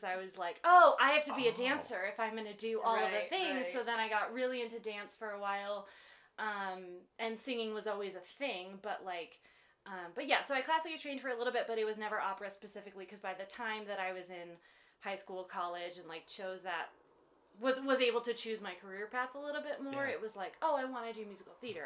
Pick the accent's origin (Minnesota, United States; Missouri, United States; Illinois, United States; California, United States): Illinois, United States; Chicago; now in Colorado Springs, United States; I grew up in Chicago